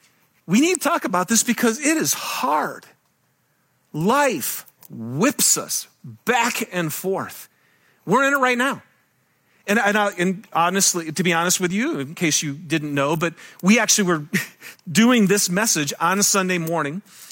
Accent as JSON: {"language": "English", "region": "Michigan", "country": "United States", "lives_now": "Utah, United States", "said": "And I'm from Michigan, and I love it here in Utah."}